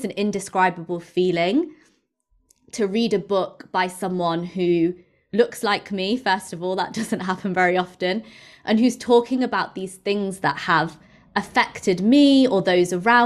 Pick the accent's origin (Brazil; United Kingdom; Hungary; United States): United Kingdom; England; having obviously grown up in England, but as an Indian person, and my mum's from India